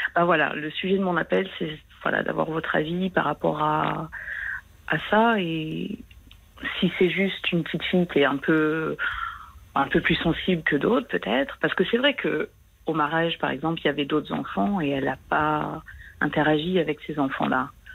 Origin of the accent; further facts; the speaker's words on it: France; moved away; je suis française, mais j'habite à l'étranger